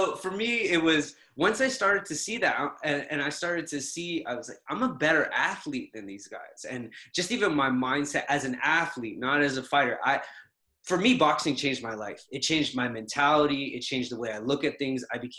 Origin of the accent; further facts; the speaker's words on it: Trinidad & Tobago; moved away; So I relocated from originally, everything is the Caribbean. So Trinidad.